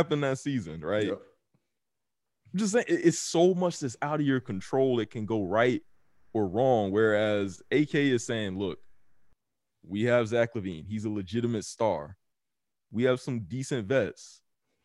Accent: Charlotte, North Carolina, United States; my hometown team, Charlotte

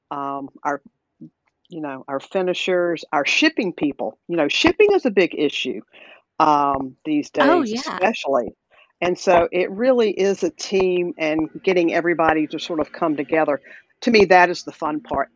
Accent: the South, United States; accent: Southern; you can tell I'm a Southerner probably by my accent

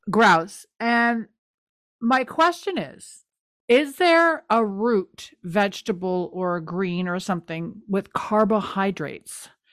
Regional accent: the Maritimes, Canada; I'm from the Maritimes

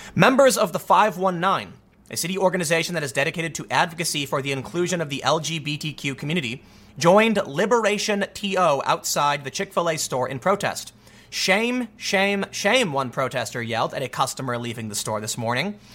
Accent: Chicago, Illinois, United States; grew up in Chicago

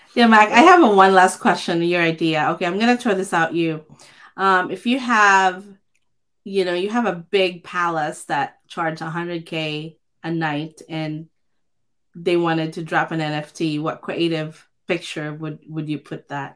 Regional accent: Philippines; I grew up in the Philippines

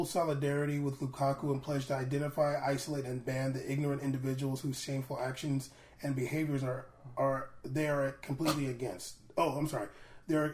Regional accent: United States; We're American

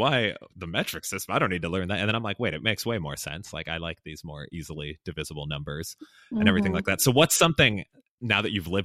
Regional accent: Austin, Texas, United States; I say Austin, Texas

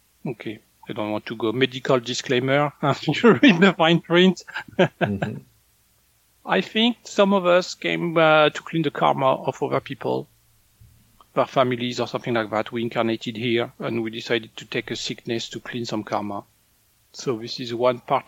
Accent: northern France, France; moved away; in France, when I was a kid, people were shocked when people would eat corn.

